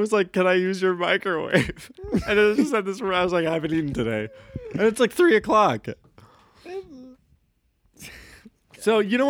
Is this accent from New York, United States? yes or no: no; Maynardville, Tennessee, United States; And maybe it's just because I grew up in Maynardville that he was kind of that guy first for me, that it's not weird.